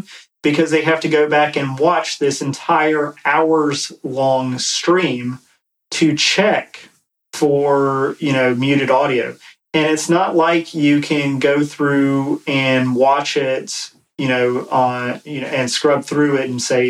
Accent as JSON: {"language": "English", "region": "East Coast", "country": "United States", "said": "I'm from the East Coast"}